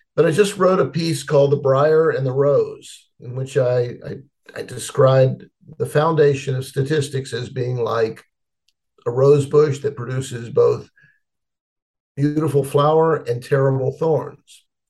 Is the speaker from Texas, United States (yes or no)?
no; Petersburg, Virginia, United States; I was born in Petersburg, Virginia, which is about 25 miles south of Richmond